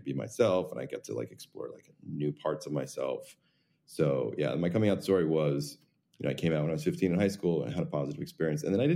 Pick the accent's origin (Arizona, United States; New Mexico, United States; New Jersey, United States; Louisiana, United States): New Jersey, United States; I grew up in New Jersey